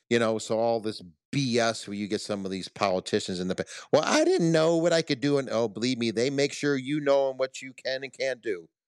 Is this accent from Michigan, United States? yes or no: yes; Detroit, Michigan, United States; growing up in Detroit